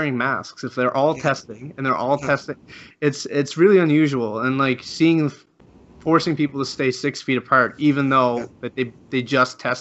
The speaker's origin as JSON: {"language": "English", "country": "Canada", "said": "I'm Canadian"}